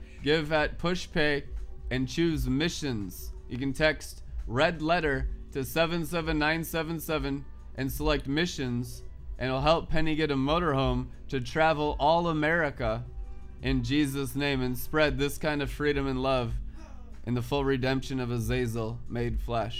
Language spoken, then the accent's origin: English; South Lake Tahoe, California, United States; also born or lived in Reno; now in Minneapolis, United States; I went to high school in South Lake Tahoe. My first driver's license was California. I grew up on Heavenly Valley, working in the casinos and Reno and South Lake Tahoe. Lived there for years.